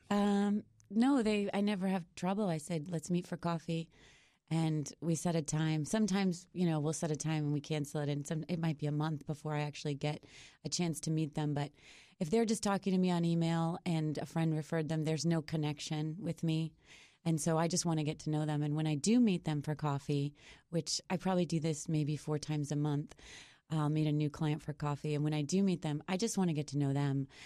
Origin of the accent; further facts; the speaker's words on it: Boston, Massachusetts, United States; I'm from Boston